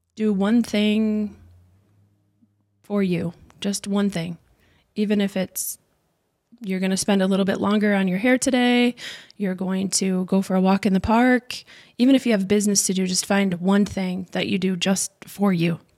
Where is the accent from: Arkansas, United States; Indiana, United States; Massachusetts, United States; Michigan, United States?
Michigan, United States; Bancroft; also born or lived in Flint, Michigan / Owosso, Michigan; I was born in Flint, Michigan, raised in Bancroft, and most of my life in Owasso.